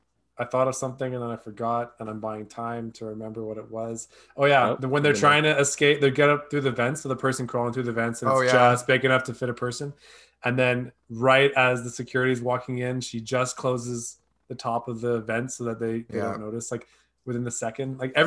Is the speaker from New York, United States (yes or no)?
yes; Bronx, New York, United States; they're real New Yorkers. I'm from the Bronx, man.